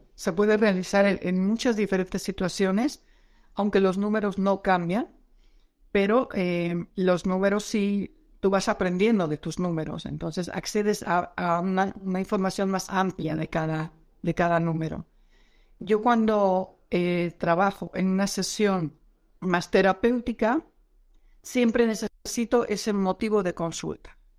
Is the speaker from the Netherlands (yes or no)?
yes; Netherlands; now in Mexico; yo soy holandesa